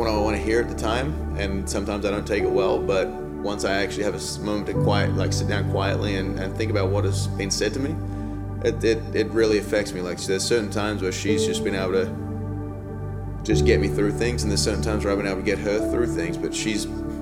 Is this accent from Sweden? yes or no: no; Australia; moved away as an adult; now in United States; I'm Australian, so I came over to America in 2007